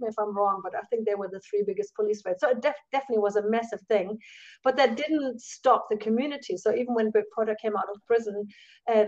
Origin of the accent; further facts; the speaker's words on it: Germany; moved away as an adult; now in New Zealand; the kind of Christianity I grew up with in Germany